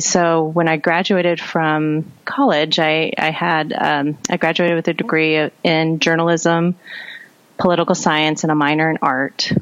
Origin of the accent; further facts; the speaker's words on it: South Dakota, United States; moved away; I grew up in South Dakota and I'm a third and um, third and fourth generation South Dakotan